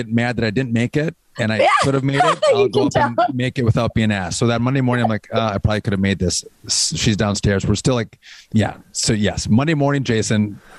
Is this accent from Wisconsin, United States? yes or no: yes; Wisconsin, United States; And I'm from Wisconsin, so I do my cheese